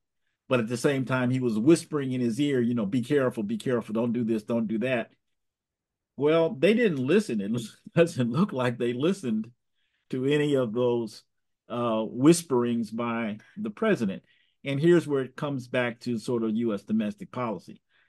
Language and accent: English; Arkansas, United States; born there; I was born in Jim Crow, Arkansas in 1954.